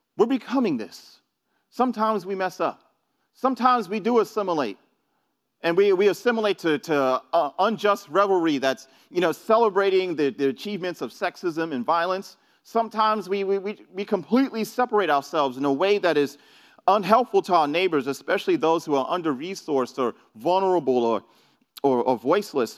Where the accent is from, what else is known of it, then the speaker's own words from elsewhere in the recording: New York City, New York, United States; moved away; I, I'm from New York. I grew up in New York City